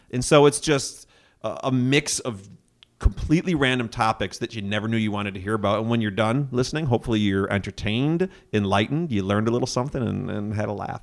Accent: Grafton, Wisconsin, United States; also born or lived in Menomonee Falls, Wisconsin / Thiensville, Wisconsin / Brown Deer, Wisconsin / Milwaukee, Wisconsin; grew up in Grafton, Wisconsin

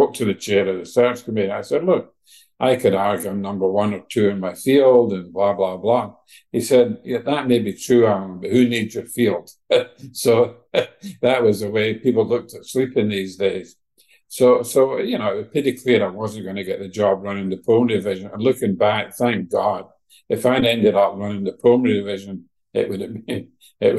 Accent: Scotland, United Kingdom; moved away as an adult; also born or lived in University of Pennsylvania; now in United States; I grew up in Scotland. I went to medical school in Glasgow.

